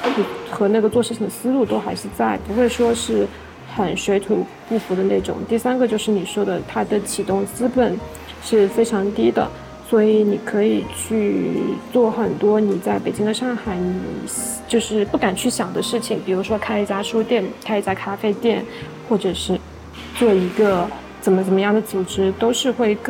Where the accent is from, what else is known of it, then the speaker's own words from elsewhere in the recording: Jiangsu-Zhejiang, China; now in Chengdu, China; 它其实不太像江浙那边，我觉得我们江浙那边可能更多的。嗯，饮食文化还是以独食为主